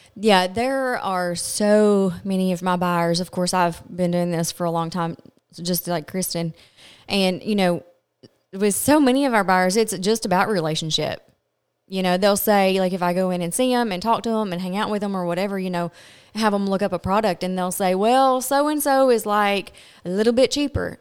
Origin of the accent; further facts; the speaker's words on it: Glasgow, Kentucky, United States; I am from Glasgow, Kentucky